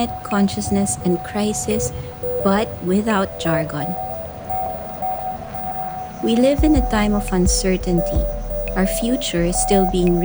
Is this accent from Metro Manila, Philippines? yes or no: no; Baguio, Cordillera Administrative Region, Philippines; Baguio City, which is my hometown